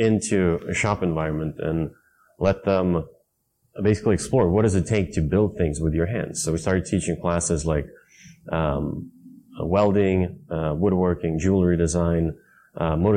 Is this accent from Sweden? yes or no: yes; Stockholm, Stockholm County, Sweden; also born or lived in Vallentuna; I grew up in Sweden, in Stockholm